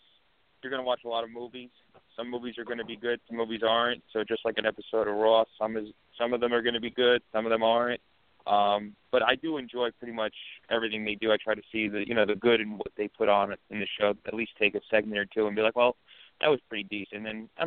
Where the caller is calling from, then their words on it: Union, New Jersey, United States; I'm calling from Union, New Jersey.